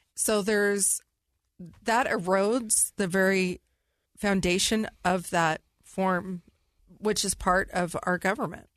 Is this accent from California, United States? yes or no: yes; California, United States; I was raised in California